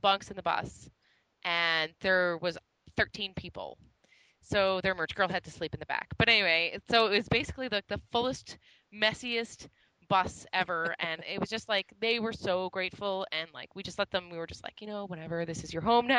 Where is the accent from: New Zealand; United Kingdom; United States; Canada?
Canada; we came from Canada. We're not American